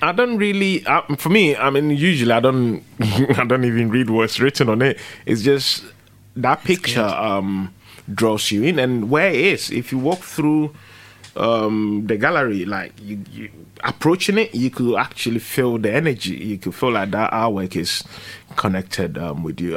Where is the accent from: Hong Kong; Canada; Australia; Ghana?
Ghana; now in London, United Kingdom; I come from Ghana